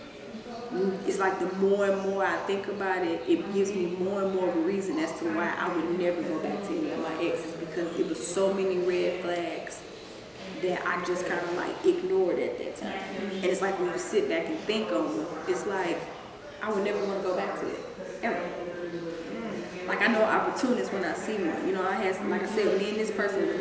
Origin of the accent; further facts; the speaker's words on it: Missouri, United States; now in Dallas, United States; I'm here in Dallas, and you know, we're from Missouri